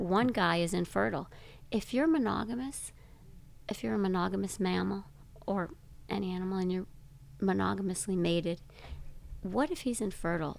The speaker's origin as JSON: {"language": "English", "town": "Grand Rapids", "region": "Michigan", "country": "United States", "tie": "born or raised there", "said": "I grew up in Grand Rapids, Michigan"}